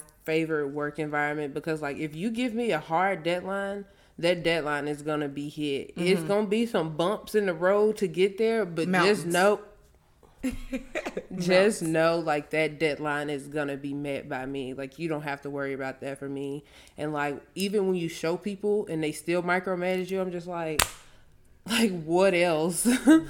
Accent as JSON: {"language": "English", "region": "Louisiana", "country": "United States", "also_born_or_lived": "Frisco / Houston", "said": "I came from Louisiana to Frisco, to Houston, back to Frisco, and living in all those different areas and coming in contact with so many different people."}